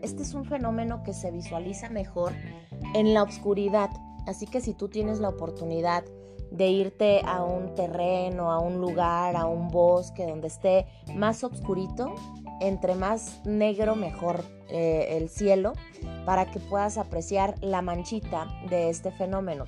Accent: Mexico; mi país, en México

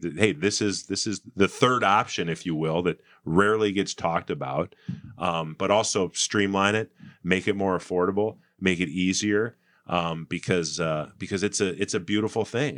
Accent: Saint Paul, Minnesota, United States; I grew up in Saint Paul in the eighties

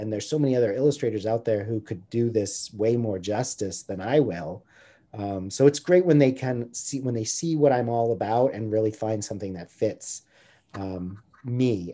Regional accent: near San Francisco, California, United States; now in Santa Barbara, United States; I grew up near San Francisco and my dad used to take me um, into Chinatown

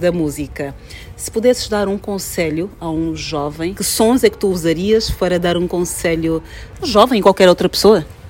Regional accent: Angola; sou angolana

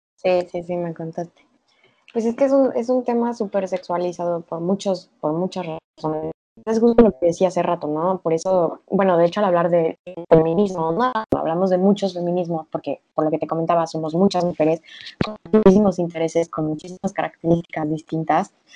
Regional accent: Mexico; soy mexicana, en un México patriarcal y machista

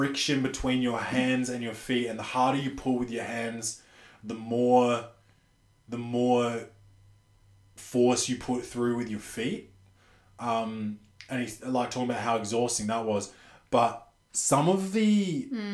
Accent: Australia; I'm an Australian

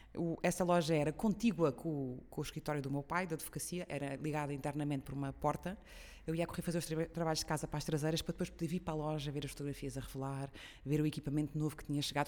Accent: São Miguel, Azores, Portugal; Eu sou açoriana de São Miguel, nasci e cresci lá.

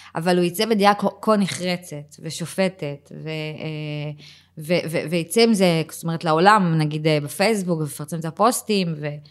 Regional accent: Givatayim, Tel Aviv District, Israel; moved away as an adult; also born or lived in Ramat Gan; now in Tzur Yitzhak, Israel; בילדות שלי בגבעתיים וברמת גן, זה היה מקומות קטנים

